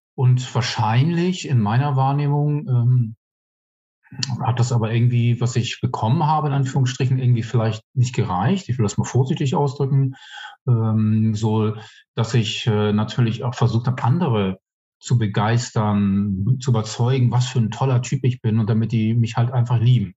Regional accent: Hamburg, Germany; moved away as an adult; also born or lived in Bermuda; now in Chemnitz, Germany; kommen ursprünglich aus Hamburg, bin irgendwann mal auf den Bermuda-Inseln geboren, aber im sehr zarten Alter von eins dann nach Hamburg gekommen. Ähm, habe dort die Großteil meines Lebens verbracht bis 48.

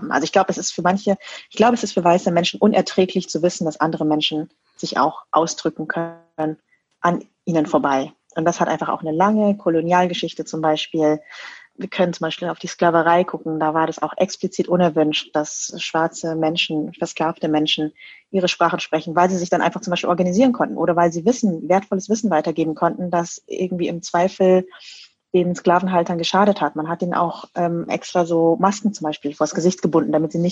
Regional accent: Bavaria, Germany; Also ich bin auch in Niederbayern groß geworden, super konservative Gegend, Kleinstadt.

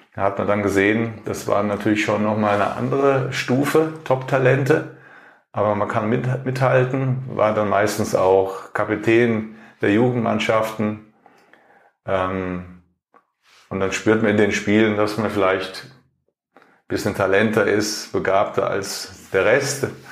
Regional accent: Germany; ich als Deutscher

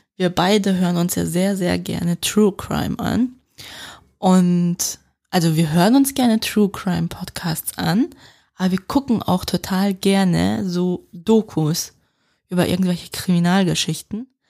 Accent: Switzerland; accent: Swiss German dialect; meinen Schweizer Dialekt

